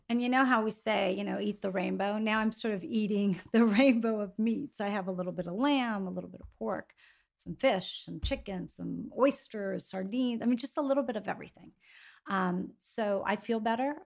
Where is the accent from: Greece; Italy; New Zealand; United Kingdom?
Greece; moved away; growing up in Greece